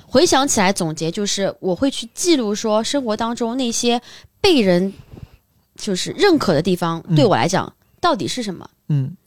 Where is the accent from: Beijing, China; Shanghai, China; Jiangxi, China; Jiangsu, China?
Shanghai, China; 如果像我是在上海长大的